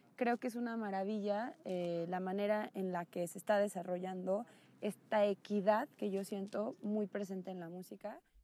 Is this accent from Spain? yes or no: no; Coatepec, Veracruz, Mexico; Soy mexicana de un pueblo como muy rico en, cultura y en tradición, ¿no? de, que es bueno, Coatepec del estado de Veracruz